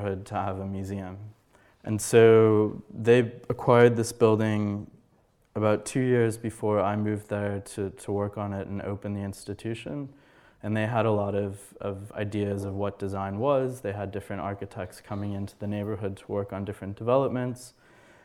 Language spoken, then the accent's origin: English; United States; I'm an American